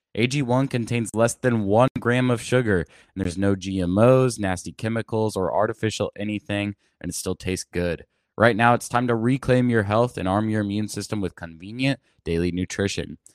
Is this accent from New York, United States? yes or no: no; Plano, Texas, United States; Plano, Texas, my hometown